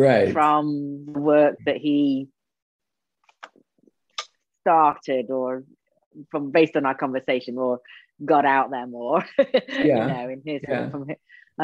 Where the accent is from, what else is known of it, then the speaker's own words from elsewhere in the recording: England, United Kingdom; Problem, even though I am English.